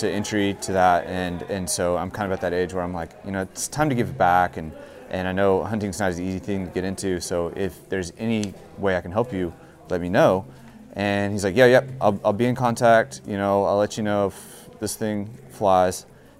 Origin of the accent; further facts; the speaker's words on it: Kerrville, Texas, United States; moved away as an adult; now in Austin, United States; I grew up in Kerrville, you know, from a very hunting, fishing-minded family, you know, just, you know, hill country Germans, you know, that was part of the culture.